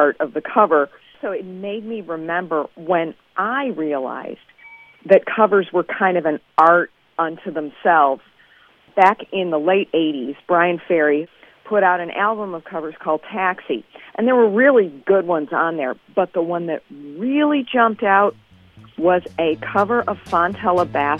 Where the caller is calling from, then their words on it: Evanston, Illinois, United States; I'm calling from Evanston.